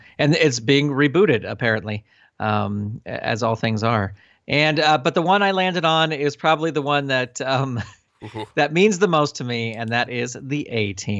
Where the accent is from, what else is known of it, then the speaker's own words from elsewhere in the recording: Burlingame, California, United States; I grew up in Burlingame, California, and was watching Mystery Science Theater.